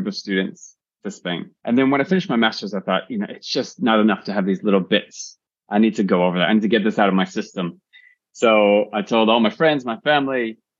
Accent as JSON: {"language": "English", "town": "Chicago", "region": "Illinois", "country": "United States", "tie": "born or raised there", "also_born_or_lived": "Barcelona", "moved": "as an adult", "said": "So I was born in Chicago, suburbs of Chicago. And grew up there"}